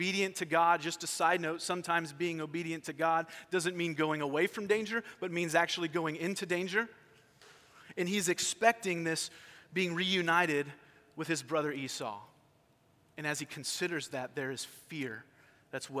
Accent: California, United States; I grew up in California, and we were not far from Disneyland.

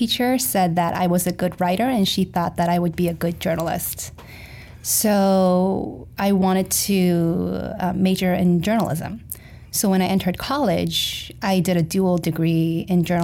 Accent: South Korea; moved away as an adult; also born or lived in Florida, United States / Missouri, United States; I experienced culture shock more so when I moved from Florida to Missouri than when I moved from Korea to Florida

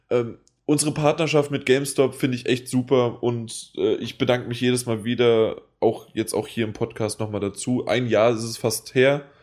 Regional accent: Frankfurt, Hesse, Germany; Aber ähm, ich bin Frankfurter.

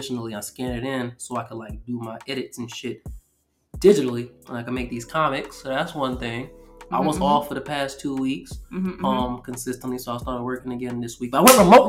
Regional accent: New York City, New York, United States; I'm from New York, BX.

